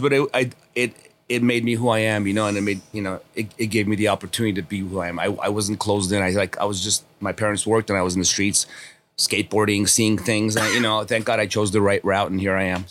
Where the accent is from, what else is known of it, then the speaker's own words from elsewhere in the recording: Los Angeles, California, United States; also born or lived in Armenia; I grew up here on Kingsley Drive over here, North Kingsley Drive